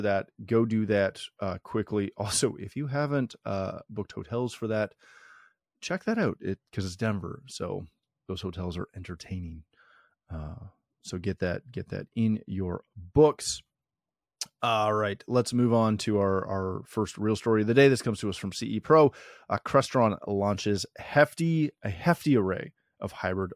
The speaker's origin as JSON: {"language": "English", "country": "Canada", "said": "as the Canadian of the show"}